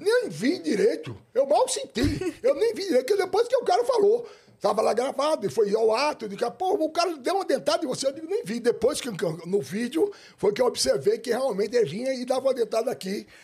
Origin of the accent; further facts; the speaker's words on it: Maceió, Alagoas, Brazil; Eu nasci em Maceió